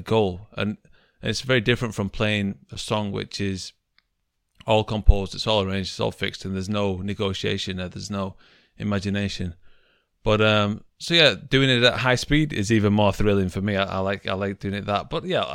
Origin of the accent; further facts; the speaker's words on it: Manchester, North West England, United Kingdom; moved away as an adult; now in Japan; I'm from Manchester in England